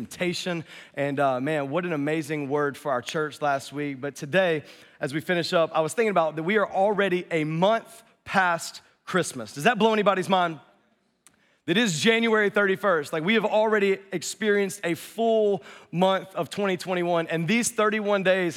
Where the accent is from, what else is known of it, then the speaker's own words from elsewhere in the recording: North Carolina, United States; I'm from North Carolina, so I say forward really funny